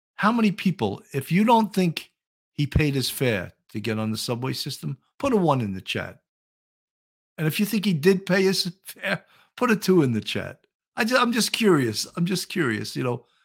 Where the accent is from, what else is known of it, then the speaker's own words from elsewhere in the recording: New York City, New York, United States; accent: New York; my New York accent